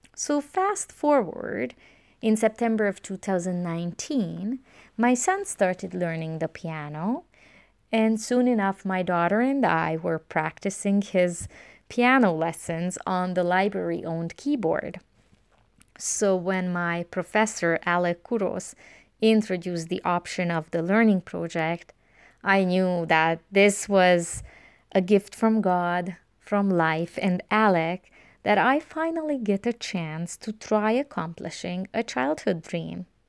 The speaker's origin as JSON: {"language": "English", "country": "Romania", "tie": "born or raised there", "second_language": "English", "moved": "yes", "said": "growing up in Romania, during the communist regime, my options were quite limited"}